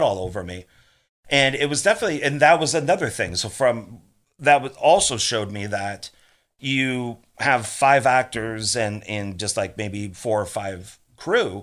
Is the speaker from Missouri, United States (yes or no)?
no; Marin County, Bay Area, California, United States; also born or lived in Los Angeles, California; I was born in Los Angeles, but raised in the Bay Area